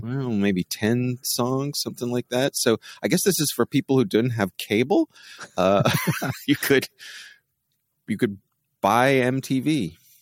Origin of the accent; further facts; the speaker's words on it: Baltimore, Maryland, United States; I was from the Baltimore area